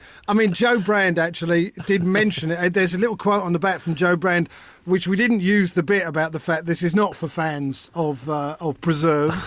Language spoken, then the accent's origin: English; London, United Kingdom; growing up in London in the 70s